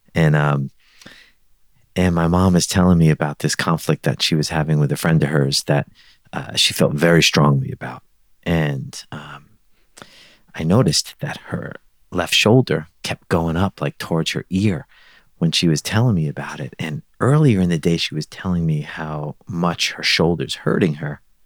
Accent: New York City, New York, United States; moved away; I grew up in Brooklyn

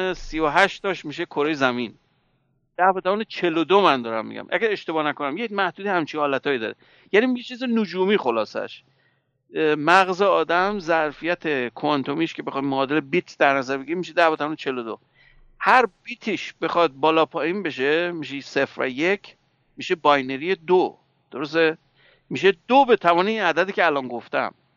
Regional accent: Iran; moved away

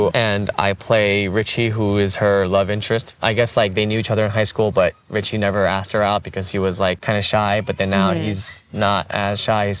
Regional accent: New York City, New York, United States; also born or lived in Korea; growing up in Elmhurst, in Queens, people of color were the majority. Like, white people were the minority. In Elmhurst, at least.

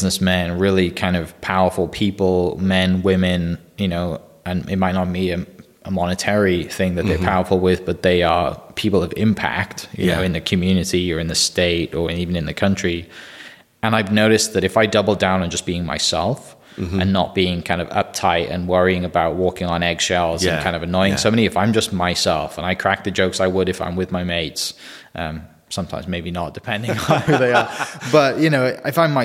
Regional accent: Wales, United Kingdom; now in Bethany, Oklahoma, United States; the Welsh guy

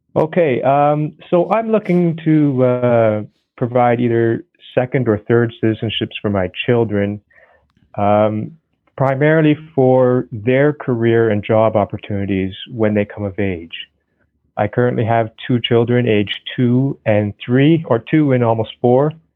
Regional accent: Canada; I'm actually Canadian

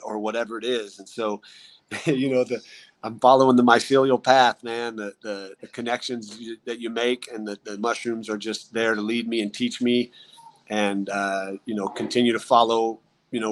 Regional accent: Idaho, United States; moved away; That's a near and dear place to me. That's my home state.

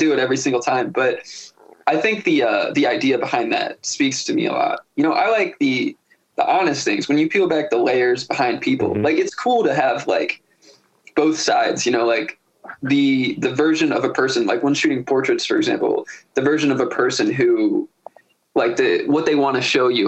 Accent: Severna Park, Maryland, United States; I'm from Smyrna Park. So I'd be out in the burbs, you know, like I'm between Baltimore and Annapolis

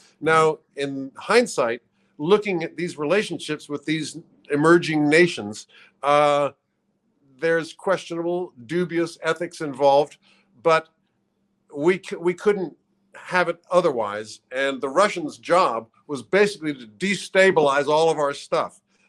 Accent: Langley, Virginia, United States; When I was born in Langley, Virginia, which is a suburb of the CIA headquarters

